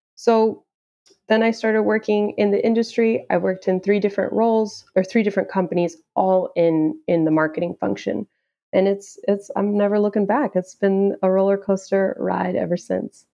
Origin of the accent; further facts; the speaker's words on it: Houston, Texas, United States; I am originally from Houston, Texas